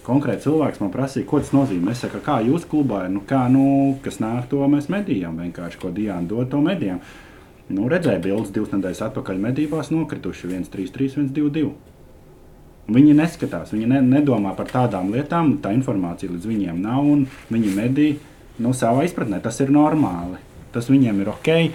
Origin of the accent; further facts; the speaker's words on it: Latvia; mēs esam latvieši